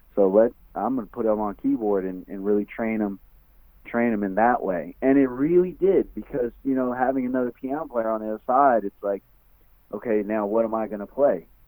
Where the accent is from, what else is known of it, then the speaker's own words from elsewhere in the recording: West Coast, United States; I'm from the West Coast